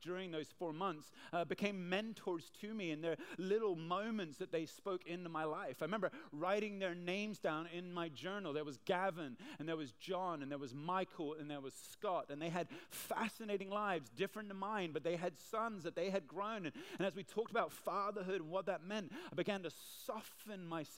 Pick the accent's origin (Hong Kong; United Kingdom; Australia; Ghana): Hong Kong; Now, I'm from Hong Kong. I've lived here most of my life.